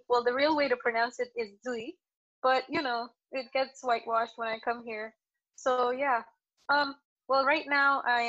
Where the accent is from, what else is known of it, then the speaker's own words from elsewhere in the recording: Maharashtra, India; I come from Maharashtra. It's like the western part of India.